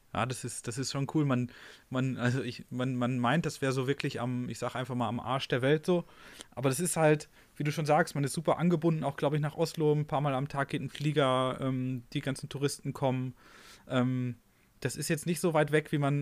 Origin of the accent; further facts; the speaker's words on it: North Rhine-Westphalia, Germany; ich komme ja auch aus NRW